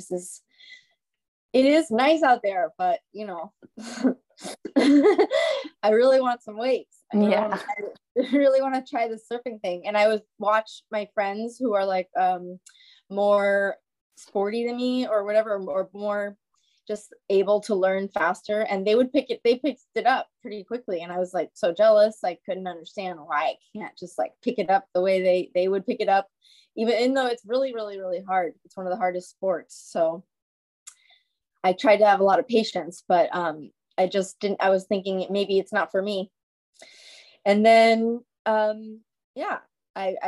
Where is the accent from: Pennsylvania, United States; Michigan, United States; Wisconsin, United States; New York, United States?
New York, United States; New York City; I'm from New York City